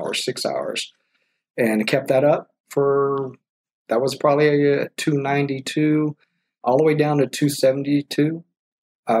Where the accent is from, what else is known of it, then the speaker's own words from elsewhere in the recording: Texas, United States; We're from Texas